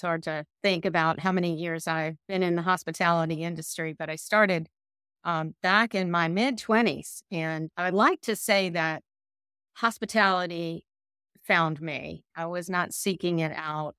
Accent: the South, United States; accent: Southern; my Southern accent

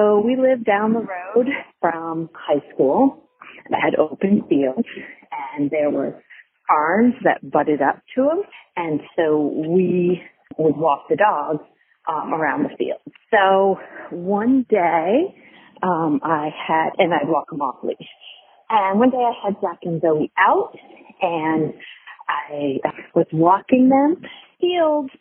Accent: Vermont, United States; moved away as an adult; also born or lived in Orangevale, California; I'm from Vermont.

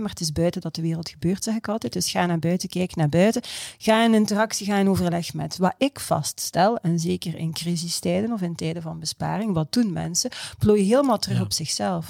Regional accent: Belgium; als Belg

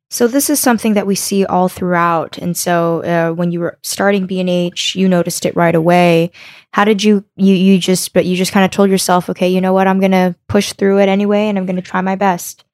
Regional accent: United States; I was born here in America

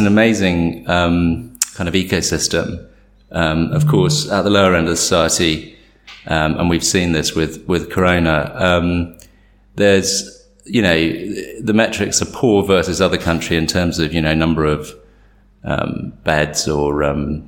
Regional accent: England, United Kingdom; moved away as an adult; now in India; we're English

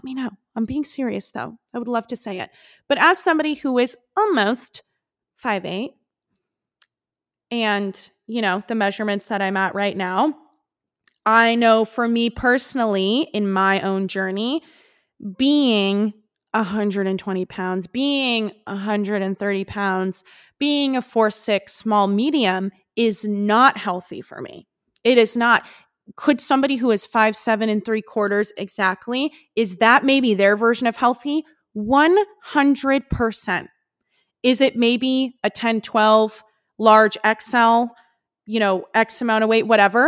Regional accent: West Coast, United States; growing up on the West Coast

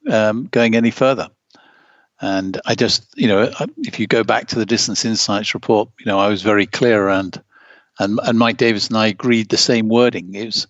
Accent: Germany; in the years when you and I grew up in East Germany, how important it was to win medals for the East Germans.

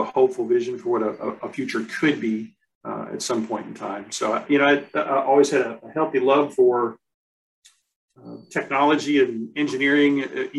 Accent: United States; My dad was in the military, so I've lived all over the U.S.

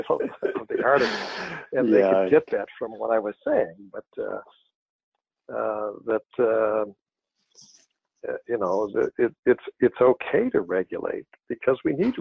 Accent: Grand Rapids, Michigan, United States; also born or lived in Connecticut / New York; I was born and raised in Grand Rapids. Went to high school here

